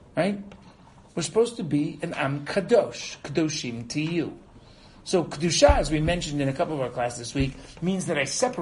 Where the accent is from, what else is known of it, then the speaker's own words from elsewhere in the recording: United States; now in Israel; I was brought up in America